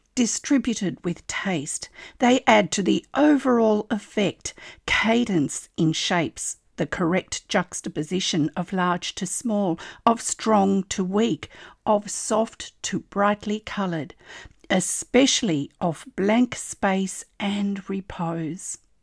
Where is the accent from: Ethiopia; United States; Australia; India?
Australia; I'm an Australian textile artist